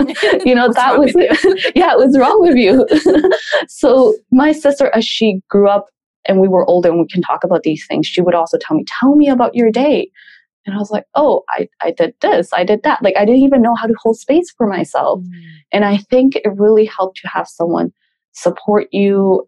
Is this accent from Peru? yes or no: yes; Peru; also born or lived in Canada; We grew up in Peru and we moved to Canada for a couple of years. Terrorism was really bad. And then we moved back. So my first maybe 10 years of my life, we moved around a lot.